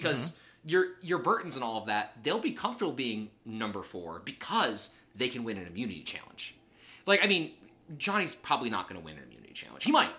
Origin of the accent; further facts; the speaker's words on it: Michigan, United States; There was a Christian camp I went to growing up in Michigan